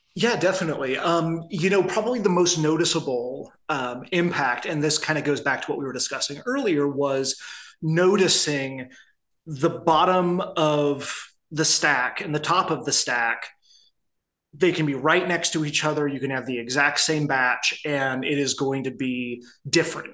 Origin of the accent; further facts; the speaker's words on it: Midwest, United States; now in Arizona, United States; I grew up in the Midwest